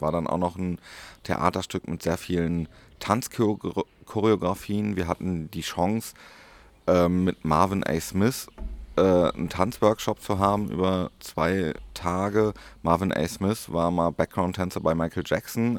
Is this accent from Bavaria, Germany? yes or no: no; Paderborn, North Rhine-Westphalia, Germany; in Paderborn, meiner Heimat